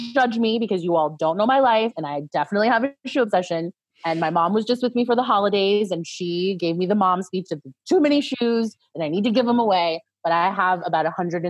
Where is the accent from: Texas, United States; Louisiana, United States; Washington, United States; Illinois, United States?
Louisiana, United States; New Orleans; New Orleans, darling. 504. Definitely.